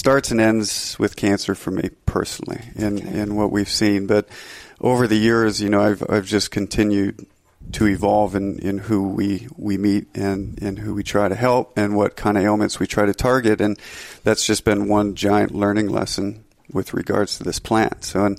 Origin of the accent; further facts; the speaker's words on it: Minnesota, United States; moved away as an adult; now in Montana, United States; Well, I'm from Northern Minnesota and I moved out to Montana over a decade ago, I think 12 years ago, to become a ski bum.